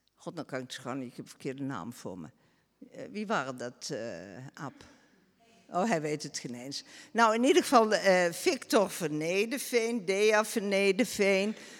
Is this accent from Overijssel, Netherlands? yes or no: no; Beesd, Gelderland, Netherlands; moved away as an adult; now in Rumpt, Netherlands; Ik ben in Beest geboren, getrouwd met iemand uit Rumt